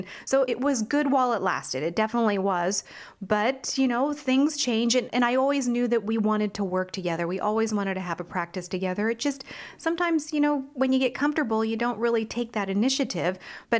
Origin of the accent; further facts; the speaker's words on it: Washington, United States; And, you know, I grew up in Washington. Like I said, my family's here.